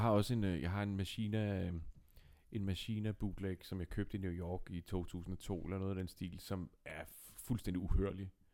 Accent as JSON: {"language": "Danish", "town": "Nakskov", "region": "Zealand", "country": "Denmark", "said": "du og jeg, Dines, vi kommer jo fra Nakskov"}